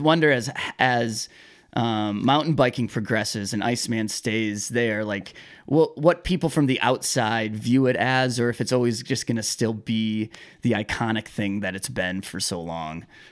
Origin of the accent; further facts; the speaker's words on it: Michigan, United States; I'm from Michigan